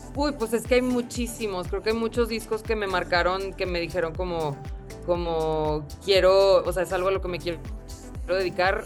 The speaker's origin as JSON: {"language": "Spanish", "town": "Monterrey", "region": "Nuevo León", "country": "Mexico", "said": "Monterrey, que es de donde soy"}